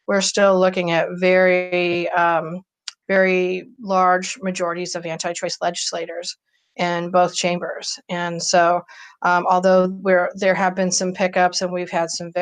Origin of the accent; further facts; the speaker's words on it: Akron, Ohio, United States; my hometown, for my community